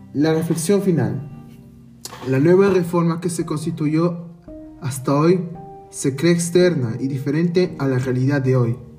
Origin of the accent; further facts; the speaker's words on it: Peru; Nuestra incertidumbre como peruanos